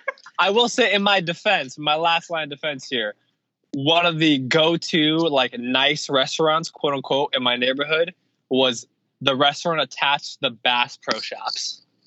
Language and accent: English; out by San Bernardino, California, United States; truck stops, and the NASCAR racetrack. Like those are the primary businesses in my hometown.